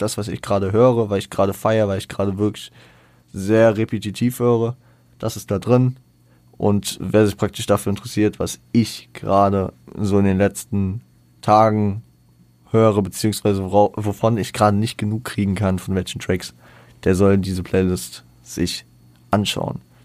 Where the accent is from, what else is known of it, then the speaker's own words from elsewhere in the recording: Frankfurt, Hesse, Germany; ich bin ja stolzer Frankfurter